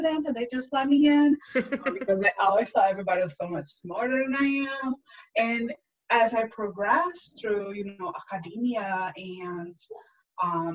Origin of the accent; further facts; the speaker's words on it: Brazil; English is a second language; moved away as an adult; also born or lived in France; now in United States; born in Brazil and I lived in France for a bit and then I'm back to Brazil. And then I've been in the US for 13 years now.